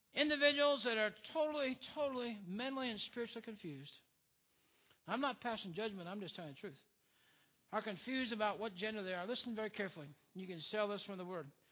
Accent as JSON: {"language": "English", "country": "United States", "said": "We are truly blessed as Americans."}